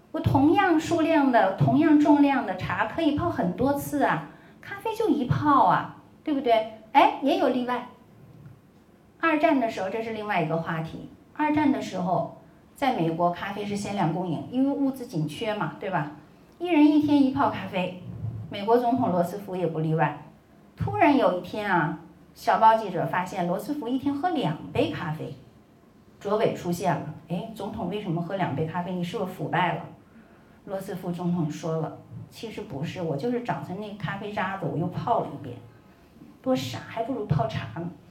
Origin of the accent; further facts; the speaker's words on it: China; 我们中国人什么时候喝茶的时候